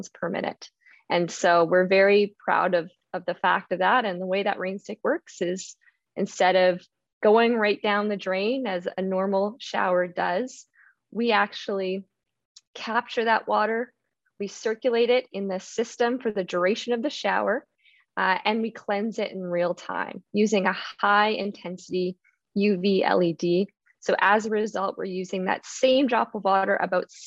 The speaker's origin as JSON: {"language": "English", "area": "Okanagan region", "region": "British Columbia", "country": "Canada", "tie": "born or raised there", "said": "I'm originally from Canada's only desert. Yes, Canada does have a desert, and that is the Okanagan region. And so growing up, water conservation was something that I thought about."}